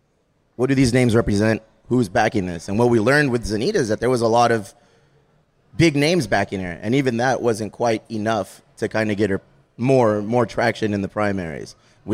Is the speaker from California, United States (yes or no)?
yes; Chula Vista, California, United States; we're from Chula Vista and stay one. So and we hang our hat on that. We're very prideful of being from Chula Vista.